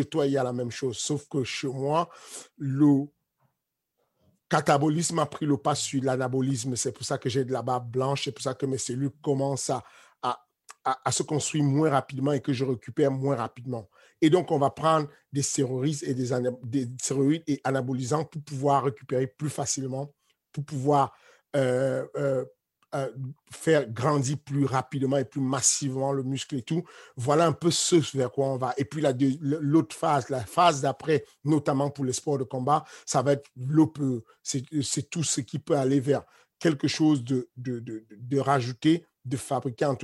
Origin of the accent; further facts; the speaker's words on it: Cameroon; mon village natal ou, le village de mes parents au Cameroun, ça s'appelle Ivodoula